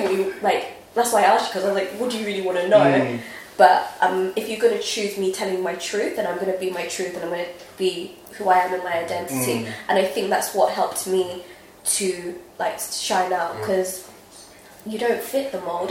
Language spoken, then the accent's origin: English; United Kingdom; also born or lived in Nigeria; I know I'm British, but I'm also Nigerian